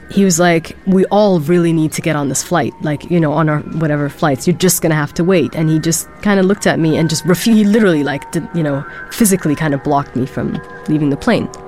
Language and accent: English; Germany; I was born in Germany. My father um, was studying in Germany, and I grew up for part of my life in Germany. So I actually never lived in Sudan.